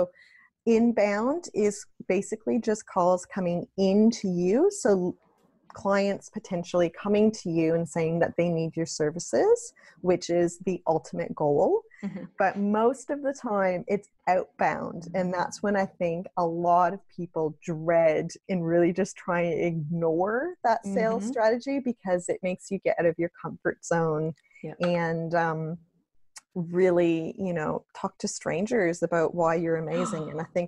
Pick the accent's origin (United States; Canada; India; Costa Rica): Canada; moved away as an adult; now in Australia; just because of my accent. So I moved from Canada to Australia over 8 years ago now, which is pretty crazy to think of, but absolutely love it here